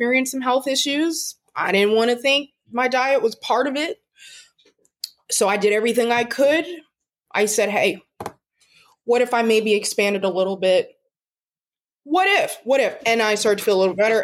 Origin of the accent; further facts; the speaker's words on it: Maryland, United States; I'm a dietitian. I'm from Maryland